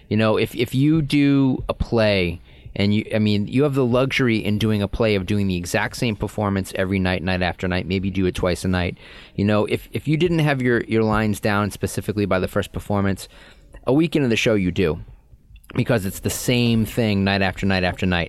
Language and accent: English; Boston, Massachusetts, United States; accent: Boston